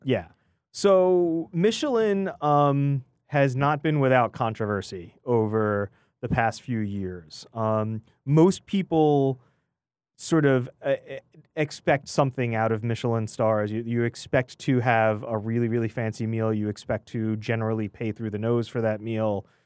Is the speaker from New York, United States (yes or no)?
yes; New York, United States; I'm a New Yorker at heart